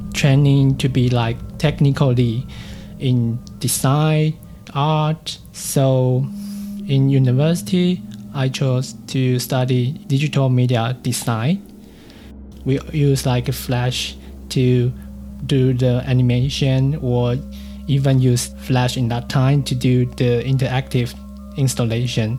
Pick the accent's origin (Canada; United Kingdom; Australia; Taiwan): Taiwan; Taipei; English is a second language; moved away as an adult; now in Germany; I grew up in the Taipei City, what we call now New Taipei City, just around these two cities